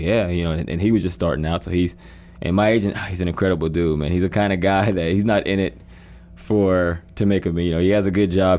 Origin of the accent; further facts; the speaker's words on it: Pennsylvania, United States; I'm from Pennsylvania area